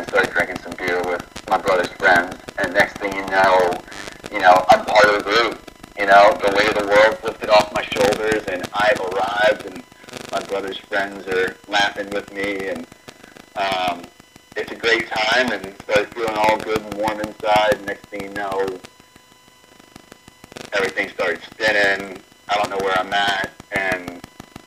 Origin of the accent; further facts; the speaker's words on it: New Orleans, Louisiana, United States; I grew up in New Orleans, Louisiana